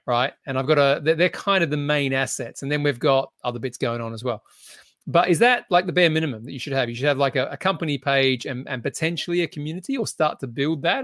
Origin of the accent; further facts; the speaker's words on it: Australia; now in United Kingdom; being an Australian who lives in the U K